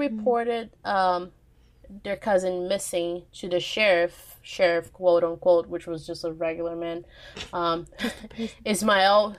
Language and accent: English; Minas Gerais, Brazil; my home state, Minas Gerais, aka Texas of Brazil.